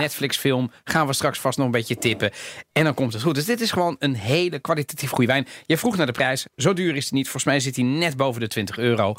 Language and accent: Dutch; Netherlands; accent: Italian; also born or lived in Rotterdam; ik ben opgegroeid in Nederland. Ik heb, misschien, ik heb een Italiaans accent misschien een beetje